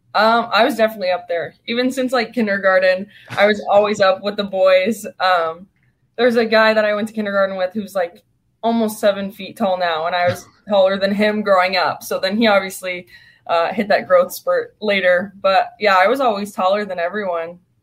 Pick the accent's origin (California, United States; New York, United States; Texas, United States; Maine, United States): California, United States; I'm from California